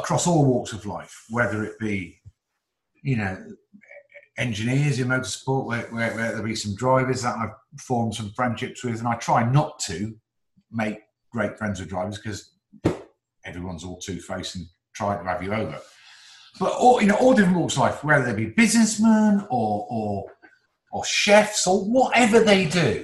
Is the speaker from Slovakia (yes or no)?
no; Newcastle, North East England, United Kingdom; also born or lived in Oxford; then we went up to the northeast to Newcastle, where my dad was in the motor trade